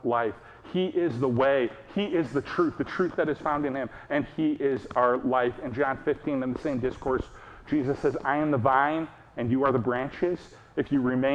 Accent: United States; we, as an American people

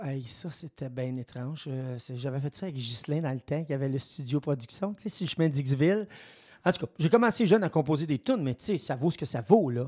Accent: Saint-Edmond, Quebec, Canada; je suis natif de Saint-Edmond

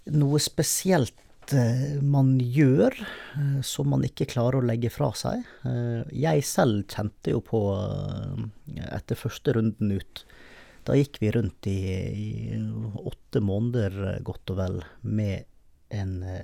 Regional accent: Bergen, Vestland, Norway; når jeg var hjemme i Bergen

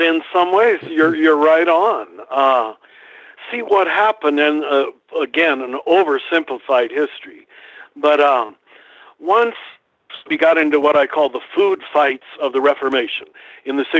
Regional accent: Kansas, United States; moved away; I was raised in Kansas in a very conservative, pre-Vatican II kind of Catholicism.

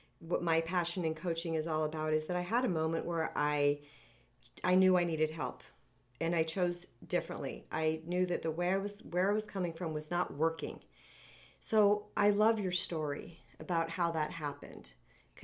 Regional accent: Arizona, United States; I'm from Arizona

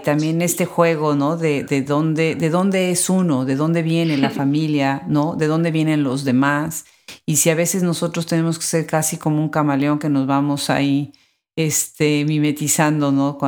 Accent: Mexico; yo como mexicana

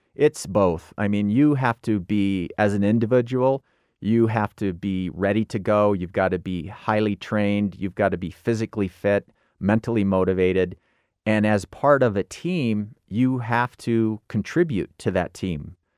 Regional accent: Illinois, United States; grew up in Illinois

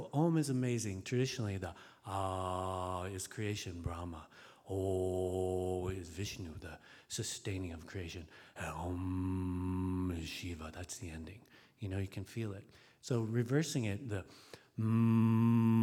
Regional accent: Alaska, United States; I grew up with willows in Alaska, too

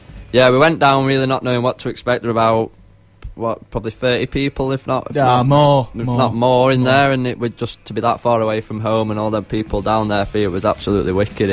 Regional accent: Sheffield, Yorkshire and the Humber, United Kingdom; I'm from Woodseats. Born and bred, Woodseats.

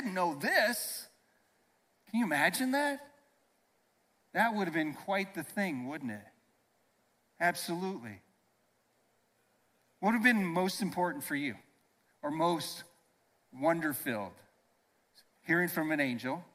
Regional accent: Iowa, United States; I grew up in Iowa on a farm

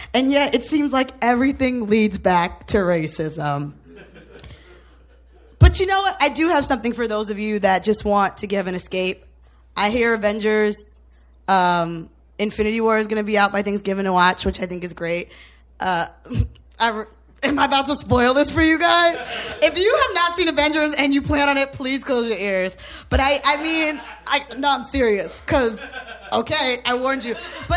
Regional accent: New Jersey, United States; I am from New Jersey

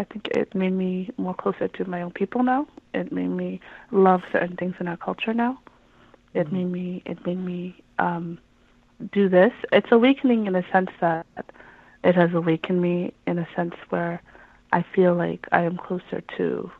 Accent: Canada; At the end of the day, I am Canadian, I am Somali. I wanted to know more, learn more, teach my own kids Somali.

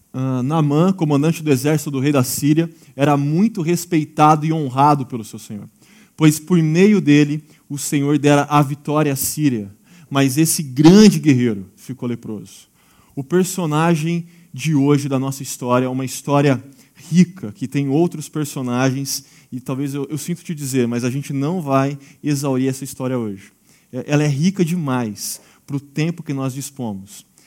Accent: Brazil; nós somos brasileiros e fé não é o problema

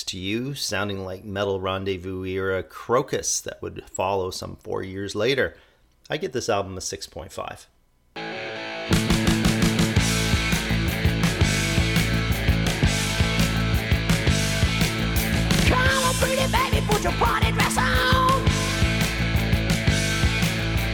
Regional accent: Toronto, Ontario, Canada; my hometown of Toronto

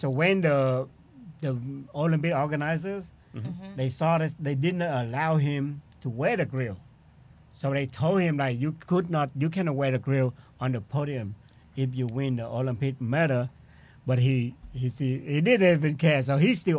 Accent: Vietnam; born or raised there; English is a second language; moved away as an adult; now in United States

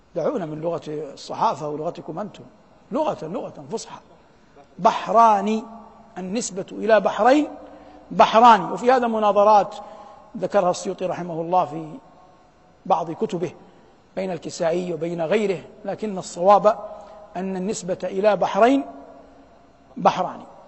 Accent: Saudi Arabia; بلادنا المملكة العربية السعودية

